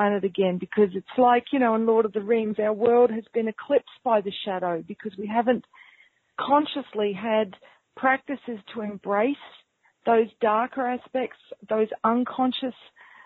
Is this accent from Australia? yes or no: yes; North Queensland, Australia; accent: New Zealand; also born or lived in New Zealand; I grew up in North Queensland